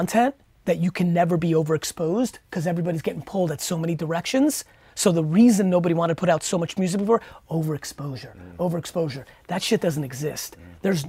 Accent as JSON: {"language": "English", "town": "Edison", "region": "New Jersey", "country": "United States", "tie": "born or raised there", "said": "I grew up in Edison, New Jersey, good mixed culture. I'm 41"}